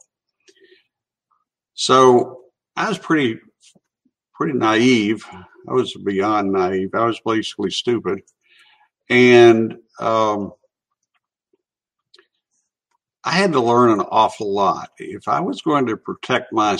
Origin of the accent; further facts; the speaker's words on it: Chattanooga, Tennessee, United States; I grew up in North Chattanooga, went to public schools, graduated from City High School